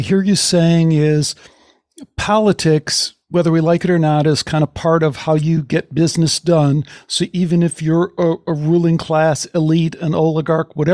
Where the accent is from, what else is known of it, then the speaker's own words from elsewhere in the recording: Chicago, Illinois, United States; I grew up in Chicago